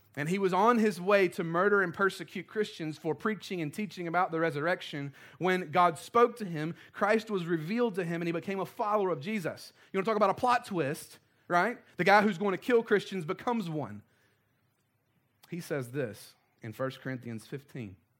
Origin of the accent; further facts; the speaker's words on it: the South, United States; we were raised in the South